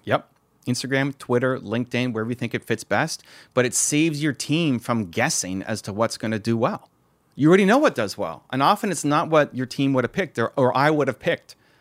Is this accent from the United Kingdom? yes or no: no; Toronto, Ontario, Canada; I'm from Toronto